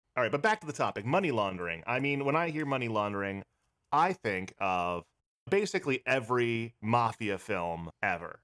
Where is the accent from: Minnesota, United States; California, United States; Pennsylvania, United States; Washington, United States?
Pennsylvania, United States; now in New York City, United States; I'm originally from Pennsylvania